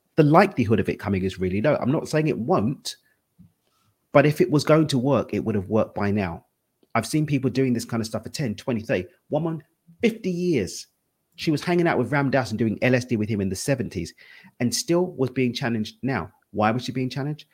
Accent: London, United Kingdom; now in Cabo San Lucas, Mexico; I'm from East London. That's where the accent's from, but I live in Cabo

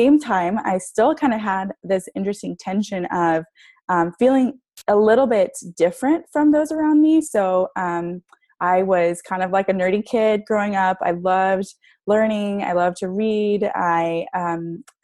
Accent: San Diego, California, United States; I grew up in San Diego, California. Love just the beach and living out here

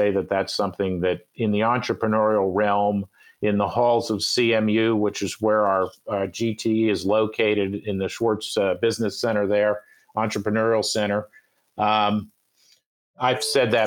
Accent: Philadelphia, Pennsylvania, United States; I am from Philadelphia

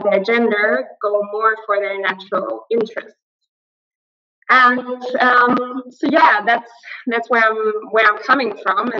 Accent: Aachen, North Rhine-Westphalia, Germany; now in Berlin, Germany; I was born in Aachen. I was told it's the most Western city in Germany

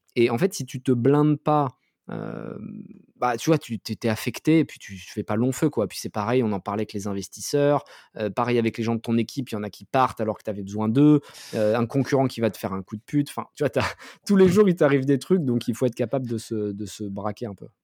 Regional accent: France; nous, en tant que Français

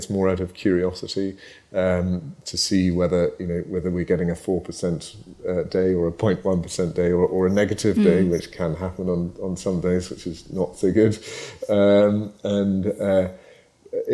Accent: Scotland, United Kingdom; I was born in Ayrshire, so I was born and bred in Ayrshire. I was sent off to school, and it got beaten out of me, I think. But but no, I am 100% Scottish

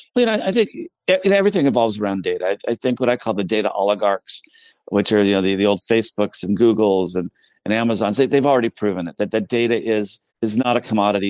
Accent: United States; as an American

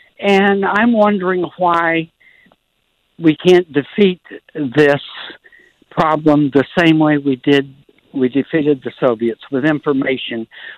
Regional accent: Pensacola, Florida, United States; I grew up in Pensacola, Florida, next to the Navy base.

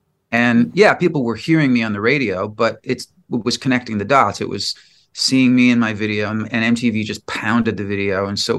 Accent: Chicago, Illinois, United States; born or raised there; moved away as an adult; now in Los Angeles, United States

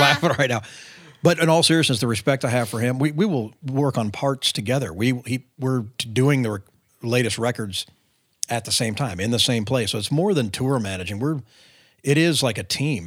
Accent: California, United States; moved away as an adult; also born or lived in Nashville; growing up in California

